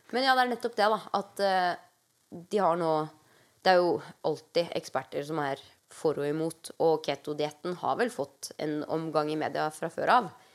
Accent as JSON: {"language": "Norwegian", "country": "Norway", "moved": "yes", "lives_now": "United States", "said": "hjemme i Norge"}